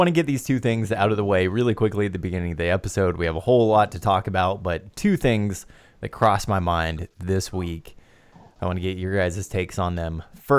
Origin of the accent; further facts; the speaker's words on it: Phoenix, Arizona, United States; I was raised in Phoenix when the Suns were the only pro team in town.